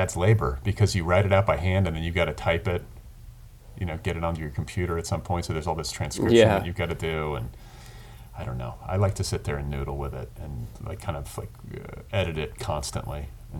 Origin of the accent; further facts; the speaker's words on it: Indiana, United States; growing up in Indiana.